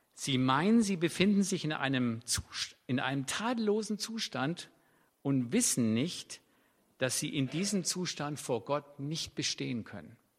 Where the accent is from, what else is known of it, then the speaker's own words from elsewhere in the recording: Swabia, Germany; für mich als Schwabe